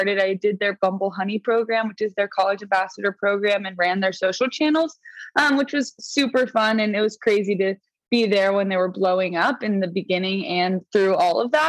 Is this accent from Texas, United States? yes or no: yes; Austin, Texas, United States; moved away as an adult; also born or lived in Malibu, California; now in Los Angeles, United States; I grew up in Austin, Texas. And then I moved to California. We both live in LA now